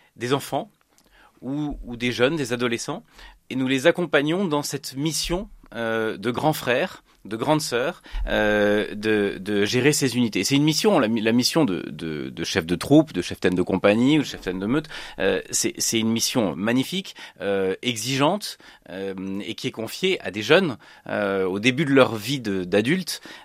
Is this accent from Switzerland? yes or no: yes; Switzerland; also born or lived in Annecy area, France; now in Annecy, France; suis né en Suisse dans une famille protestante, réformée, hein, calviniste